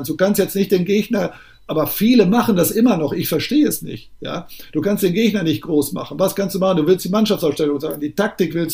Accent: North Rhine-Westphalia, Germany; Das ist eine Form von Sauer, ich bin ja Sauerländer, eine Form von sauerländischen Humor.

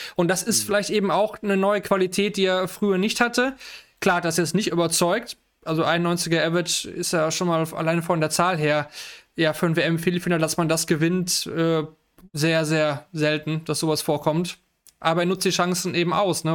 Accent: Germany; ich, als Deutscher

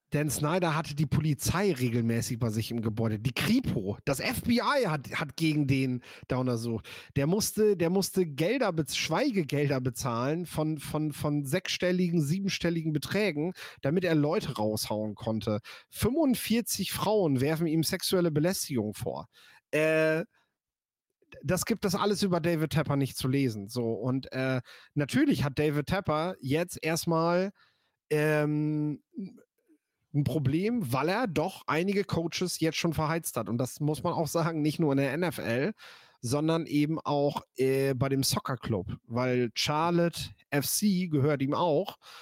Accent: near Meppen, Lower Saxony, Germany; ich komme ja hier aus der Nähe von Meppen

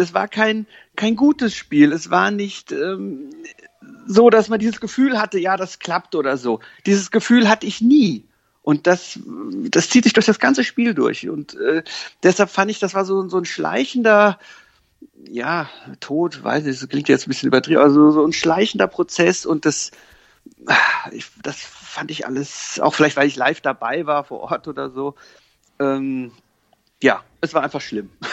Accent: Koblenz, Rhineland-Palatinate, Germany; moved away; ich komme ja aus Koblenz ursprünglich

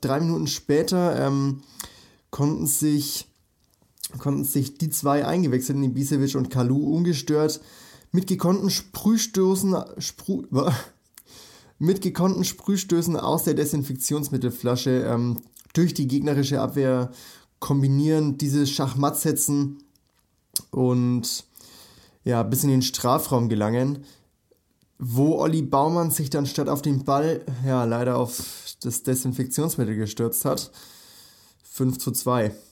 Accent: Nuremberg, Bavaria, Germany; ich komme ja aus Nürnberg, also aus Bayern

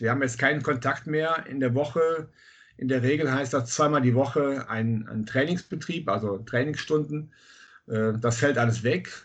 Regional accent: Bad Münstereifel, North Rhine-Westphalia, Germany; Ich komme aus Münstereifel

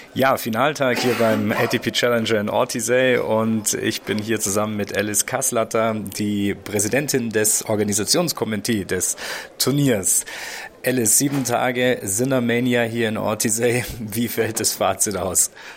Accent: Bavaria, Germany; ich komme aus Bayern.

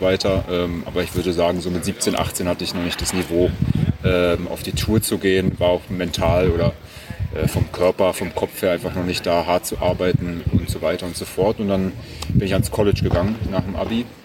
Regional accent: Berlin, Germany; ich komme aus Berlin ursprünglich. Mhm. Ähm, meine Eltern äh, haben eine Konditorei, da bin ich groß geworden

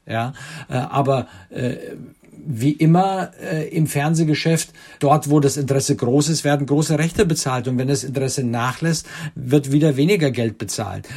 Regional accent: Germany; bei uns in Deutschland

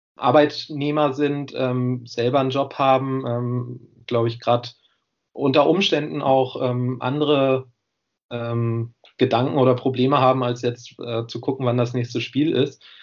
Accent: Göttingen, Lower Saxony, Germany; moved away as an adult; now in Jena, Germany

